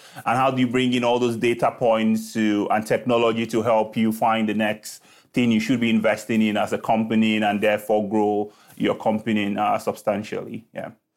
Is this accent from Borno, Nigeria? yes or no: no; Lagos, Nigeria; moved away as an adult; I was born in Lagos, Nigeria, right, uh, where I started